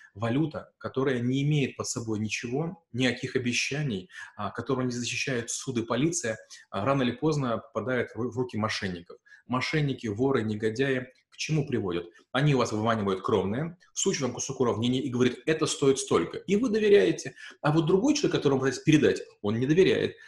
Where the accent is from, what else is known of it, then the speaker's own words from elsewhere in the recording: Ukraine; moved away as an adult; now in Russia; Я украинец, я в России живу уже там 8 лет